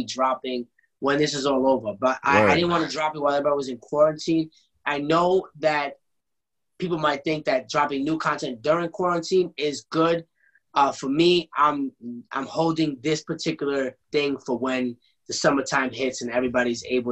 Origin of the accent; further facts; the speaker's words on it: United States; I'm from America